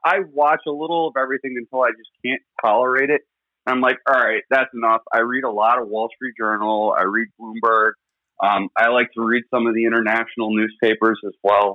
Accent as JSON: {"language": "English", "region": "New York", "country": "United States", "tie": "born or raised there", "said": "I grew up in New York, and the New York that exists today versus when I was growing up it's day and night."}